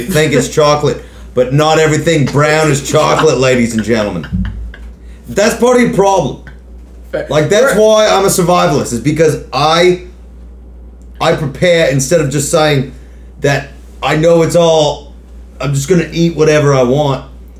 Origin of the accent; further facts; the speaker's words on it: Australia; Born and bred. Born and bred in Australia, Aussie.